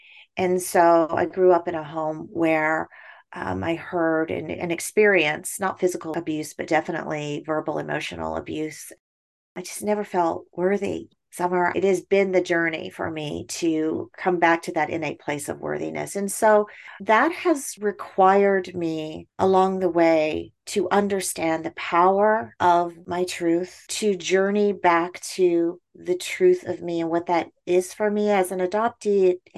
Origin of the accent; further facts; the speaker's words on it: United Kingdom; born there; You know, I was born in the United Kingdom and placed in foster care as a baby.